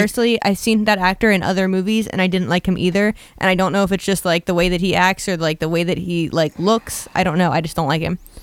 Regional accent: Philadelphia, Pennsylvania, United States; I'm from Philly

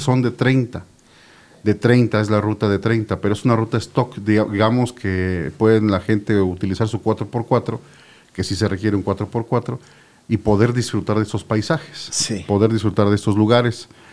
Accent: Yecapixtla, Morelos, Mexico; mi tierra, Yecapixla

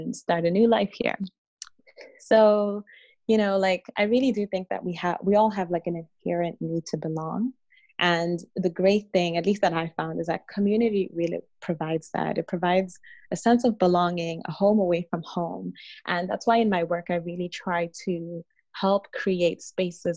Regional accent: Zimbabwe; moved away as an adult; now in Ottawa, Canada; I was born in Zimbabwe, and I spent the majority of my childhood and adolescence there

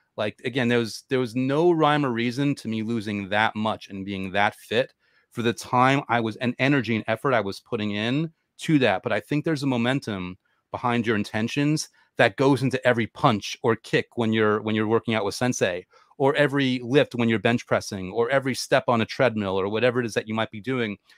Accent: New York, United States; I'm a New Yorker

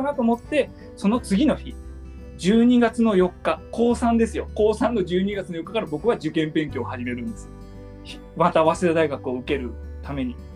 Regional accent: Hiroshima, Japan; 僕あの広島県、うん、出身

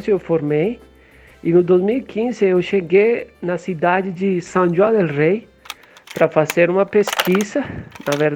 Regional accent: Pereira, Risaralda, Colombia; born there; Portuguese is a second language; moved away; Eu nasci em Pereira, uma cidade mais ou menos pequena, na Colômbia

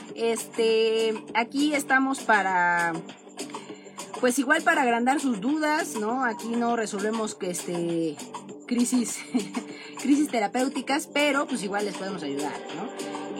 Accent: Mexico; nosotros en México estamos en el hemisferio norte

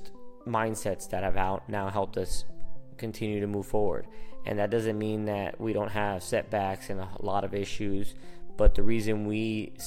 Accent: Phoenix, Arizona, United States; first language Spanish; English is a second language; I was born here and raised here in Phoenix, Arizona, but my first language is Spanish

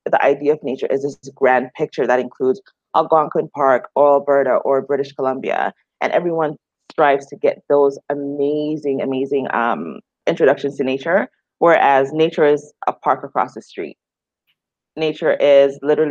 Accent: Jamaica; now in Canada; I grew up in Jamaica, so I had the outdoors not as an option, but as a part of my being.

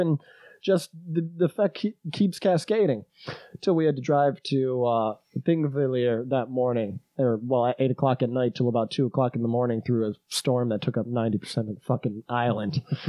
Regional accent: England, United Kingdom; the whole Icelandic meeting starts and I'm English. I don't know any fucking shit they're saying.

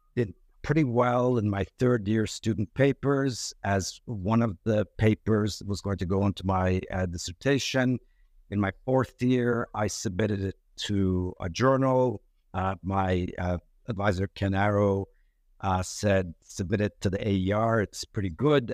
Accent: Turkey; also born or lived in New York, United States; I was born in New York, but raised in, uh, uh, Turkey.

